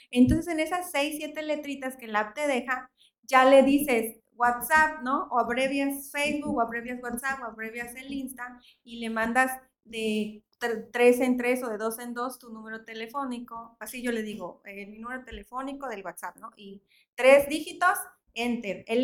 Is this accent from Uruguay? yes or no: no; Veracruz, Mexico; no pongo que soy de Veracruz